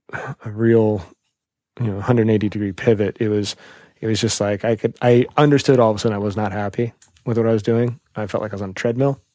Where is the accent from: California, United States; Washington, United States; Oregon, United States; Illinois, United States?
Oregon, United States; Portland; now in New York, United States; I grew up In Portland, Oregon